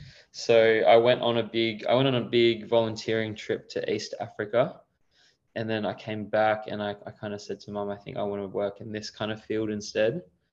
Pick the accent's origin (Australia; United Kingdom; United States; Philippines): Australia; Perth, Western Australia; I was born in Perth. I'm 29 now, so turning 30 soon, hitting that big milestone. But yeah, I grew up in Perth.